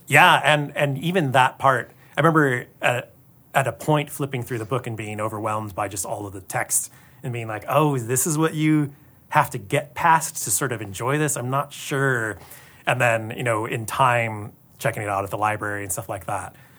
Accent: Tacoma, Washington, United States; now in Los Angeles, United States; I grew up in Tacoma, not far from here, playing D and D, and then I moved

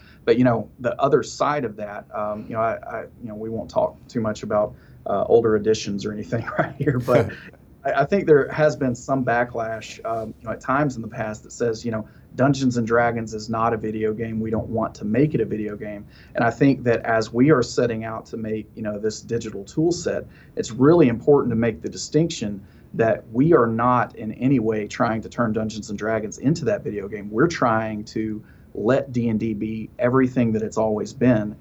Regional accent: the South, Alabama, United States; I live in Alabama. Mm-hmm. And, you know, growing up in the South, kind of in the middle of the Bible Belt

